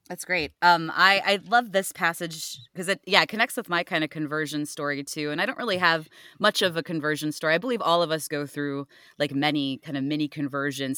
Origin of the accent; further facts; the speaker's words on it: Cleveland, Ohio, United States; moved away; I actually am from Ohio originally